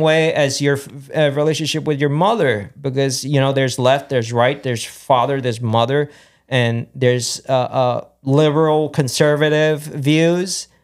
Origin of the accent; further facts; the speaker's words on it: Aguadilla, Puerto Rico; moved away as an adult; also born or lived in New York, United States; now in United States; growing up in Puerto Rico